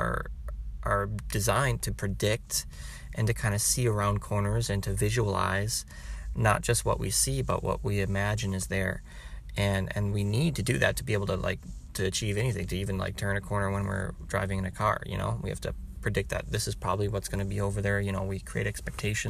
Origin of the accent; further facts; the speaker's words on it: Wisconsin, United States; I'm from Wisconsin